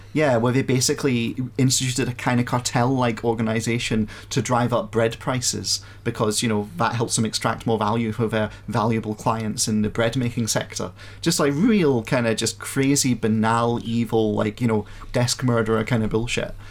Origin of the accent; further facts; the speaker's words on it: Scotland, United Kingdom; I'm from Scotland